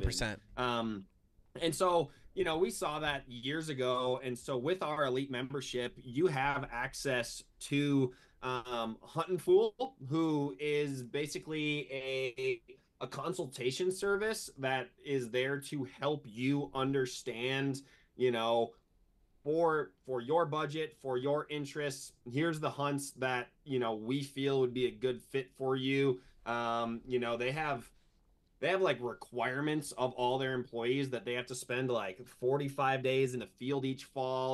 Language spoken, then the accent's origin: English; Wisconsin, United States; moved away as an adult; also born or lived in Ames, Iowa; I was from Wisconsin